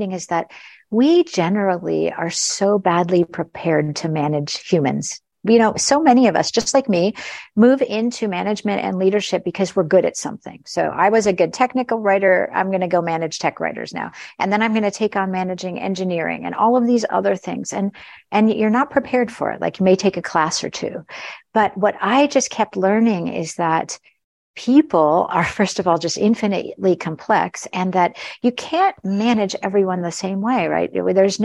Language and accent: English; United States; suddenly being an American manager, managing people in Europe and Asia